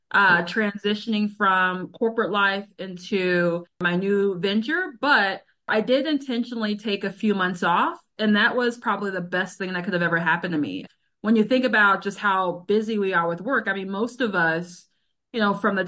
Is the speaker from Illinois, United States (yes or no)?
yes; Chicago, Illinois, United States; moved away as an adult; I am a girl from the South Side. And so when I moved back home to Chicago in 2020